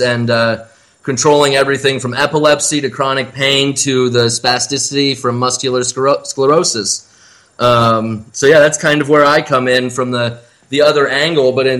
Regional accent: Iowa, United States; moved away; my home state

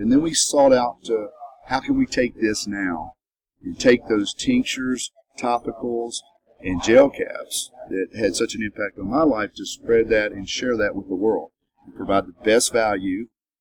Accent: Kentucky, United States; now in Nashville, United States; I'm from Kentucky.

